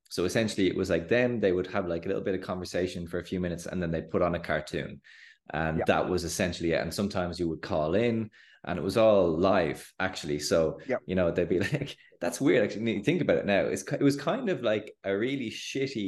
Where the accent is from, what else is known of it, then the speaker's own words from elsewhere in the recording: Ireland; myself and yourself as Irish people